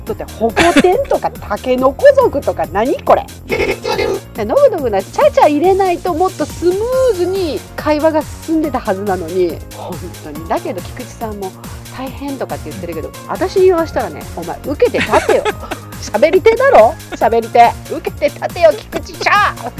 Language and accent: Japanese; Kansai, Japan; 関西デュオでお届けいたしました